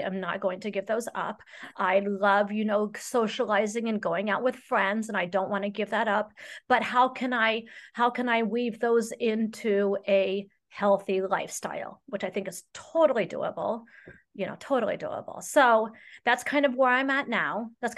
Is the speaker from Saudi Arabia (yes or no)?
yes; Saudi Arabia; I was raised in Saudi Arabia, and my father worked for Lockheed Martin over there.